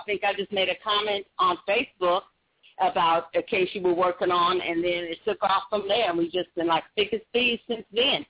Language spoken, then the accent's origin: English; Oakland, California, United States; now in Kennesaw, United States; I'm from Oakland, California